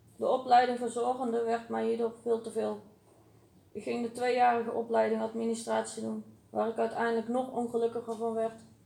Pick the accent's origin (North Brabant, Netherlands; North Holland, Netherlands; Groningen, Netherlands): North Brabant, Netherlands; Uden; Ik ben geboren in Uden.